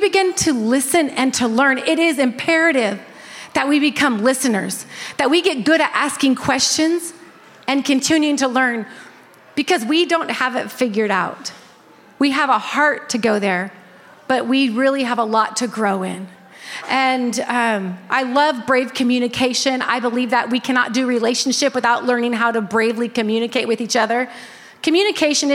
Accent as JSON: {"language": "English", "region": "Northern California", "country": "United States", "tie": "born or raised there", "said": "that's where I grew up in Northern California as well"}